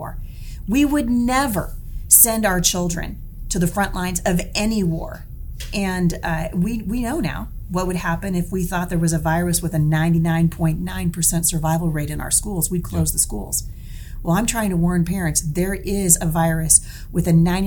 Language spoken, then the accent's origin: English; Portland, Oregon, United States; I'm from Oregon. I was born and raised in Portland